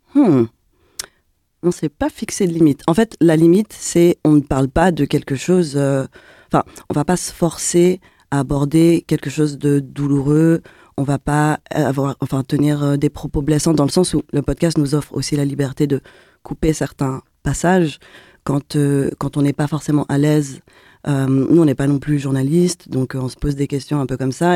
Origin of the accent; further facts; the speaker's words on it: Geneva, Switzerland; On est de Genève